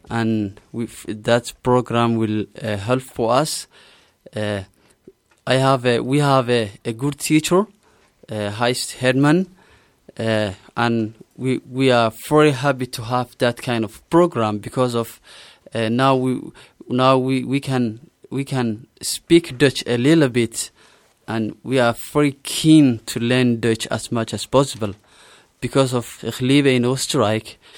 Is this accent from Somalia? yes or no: yes; Somalia; German is a second language; moved away as an adult; now in Salzburg, Austria; Ich komme aus Somalia und lebe schon sechs Monate in Salzburg. Ich bin Englischlehrer von Beruf. Ich bin 27 Jahre alt